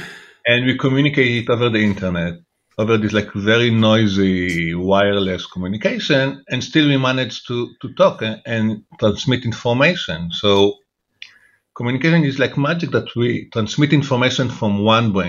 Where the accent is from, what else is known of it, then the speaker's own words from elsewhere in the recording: Jerusalem, Jerusalem District, Israel; I grew up in Jerusalem